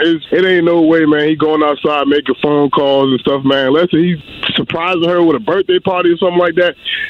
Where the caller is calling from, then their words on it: Atlanta, Georgia, United States; I'm calling from Atlanta.